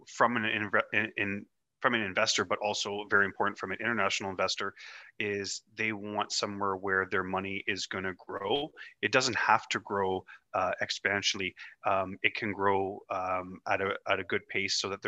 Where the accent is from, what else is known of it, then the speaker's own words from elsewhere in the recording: Ottawa, Ontario, Canada; born and raised in Ottawa, Canada, which is the nation's capital